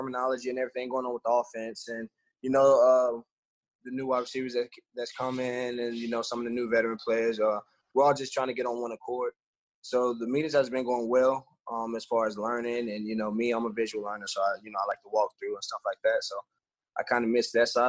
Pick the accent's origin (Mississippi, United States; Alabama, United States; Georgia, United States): Georgia, United States; now in Houston, United States; we're from Georgia. We live in Georgia